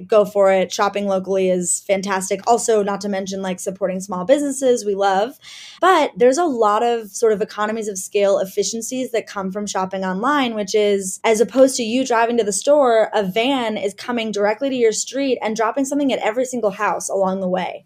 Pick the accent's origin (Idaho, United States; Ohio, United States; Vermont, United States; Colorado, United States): Ohio, United States; Cleveland; moved away; I am originally from Cleveland, Ohio, and that was a really interesting place to grow up